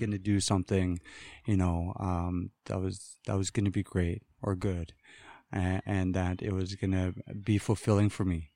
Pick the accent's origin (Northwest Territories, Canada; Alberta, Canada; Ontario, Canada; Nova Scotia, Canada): Northwest Territories, Canada; Wrigley; I hail from Pitsaki First Nations, which is Wrigley. Um, it's, uh, the Highway one. It's the end of the all-season road. And, um, that's where I'm from